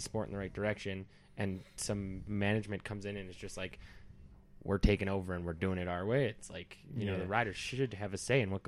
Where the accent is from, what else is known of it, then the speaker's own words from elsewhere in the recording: Canada; I'm Canadian